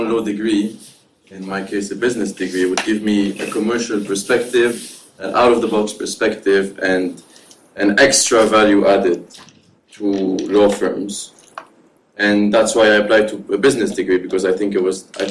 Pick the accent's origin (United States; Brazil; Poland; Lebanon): Lebanon; also born or lived in Dubai, United Arab Emirates; now in London, United Kingdom; one in Lebanon, my home country, one in Dubai, where my parents live